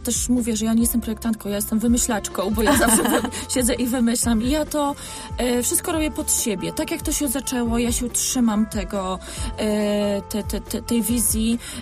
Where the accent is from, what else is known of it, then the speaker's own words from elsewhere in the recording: Poland; also born or lived in London; my jesteśmy z Polski